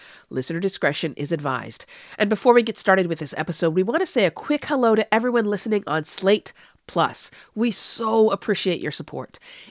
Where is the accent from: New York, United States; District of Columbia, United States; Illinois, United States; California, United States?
California, United States; Los Angeles; Yes, I'm from Los Angeles, so I feel like I know wherever I speak.